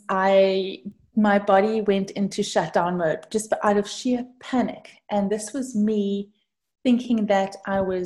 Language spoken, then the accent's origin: English; South Africa; moved away; I'm actually from South Africa. And that's the cause for the different kind of accent.